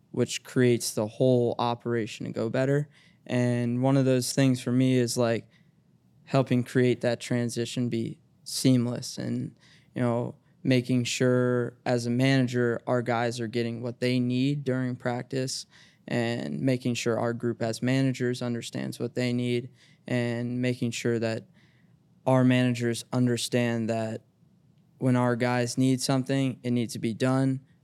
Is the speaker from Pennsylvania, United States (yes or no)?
no; Cincinnati, Ohio, United States; I went to public school growing up